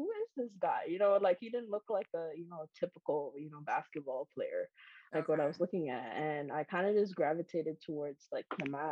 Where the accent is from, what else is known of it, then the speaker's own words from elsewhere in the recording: Kingston, Jamaica; moved away; I grew up outside of the United States. I grew up in Jamaica.